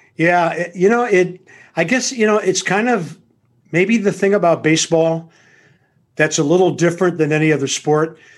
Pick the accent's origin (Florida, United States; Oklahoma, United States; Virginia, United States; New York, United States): Oklahoma, United States; Tulsa; my hometown